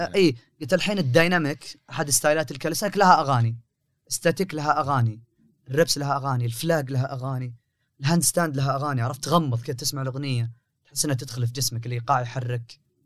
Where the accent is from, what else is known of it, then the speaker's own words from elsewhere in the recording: Riyadh, Riyadh Province, Saudi Arabia; انا من حكم اني من اهل الرياض وجالس في الرياض